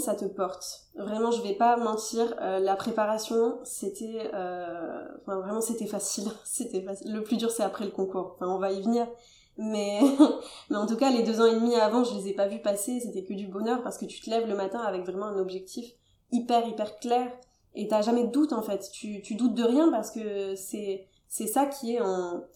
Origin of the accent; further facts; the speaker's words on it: Toulouse, Occitania, France; moi, je suis originaire de Toulouse